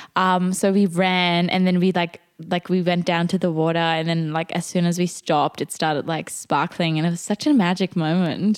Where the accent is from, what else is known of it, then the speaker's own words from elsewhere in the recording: Germany; English is a second language; we're from Germany